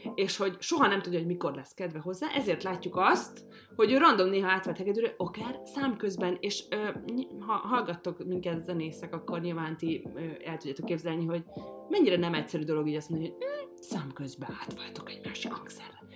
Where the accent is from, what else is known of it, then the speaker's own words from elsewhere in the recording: Hungary; ezek a gyökereim, és magyar vagyok